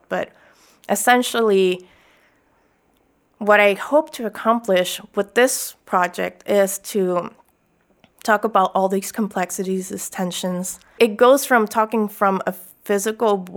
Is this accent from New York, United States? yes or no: no; Chula Vista, California, United States; also born or lived in Tijuana, Mexico; growing up in Chula Vista and Tijuana.